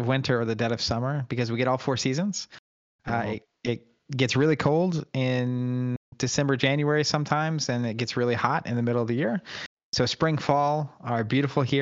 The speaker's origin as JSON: {"language": "English", "region": "Oklahoma", "country": "United States", "tie": "born or raised there", "said": "I grew up in Oklahoma, so Bible belts, and grew up going to church"}